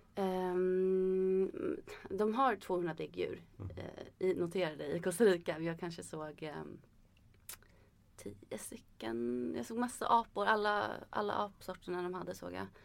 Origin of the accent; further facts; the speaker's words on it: Sweden; som svensk